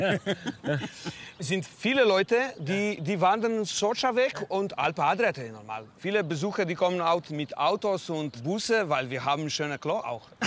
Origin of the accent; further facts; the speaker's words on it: Trenta, Slovenia; German is a second language; Bei uns in Trenta